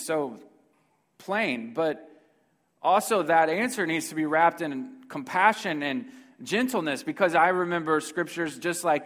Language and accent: English; Houston, Texas, United States; I'm from Houston, Texas